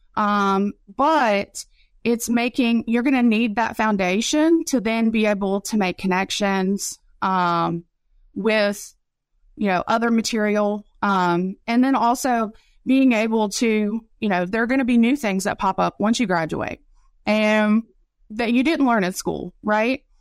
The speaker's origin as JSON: {"language": "English", "region": "West Virginia", "country": "United States", "also_born_or_lived": "Raleigh County, West Virginia / Mississippi", "moved": "yes", "said": "I'm from West Virginia"}